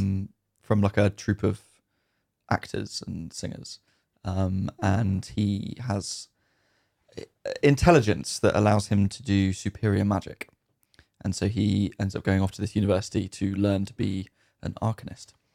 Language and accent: English; United Kingdom; definitely British